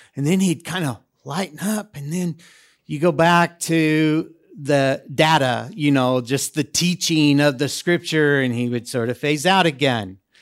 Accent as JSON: {"language": "English", "country": "United States", "moved": "yes", "lives_now": "Debrecen, Hungary", "said": "I'm an American"}